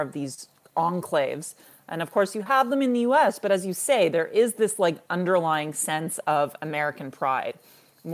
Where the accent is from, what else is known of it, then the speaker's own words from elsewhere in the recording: Toronto, Ontario, Canada; also born or lived in Israel / United States; as an elder millennial who was born and raised in urban Toronto